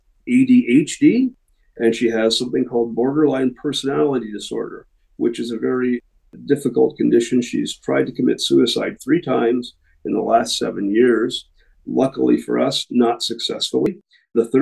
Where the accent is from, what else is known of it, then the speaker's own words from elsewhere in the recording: Canada; We are Canadian. We formed in a city called Guelph, Ontario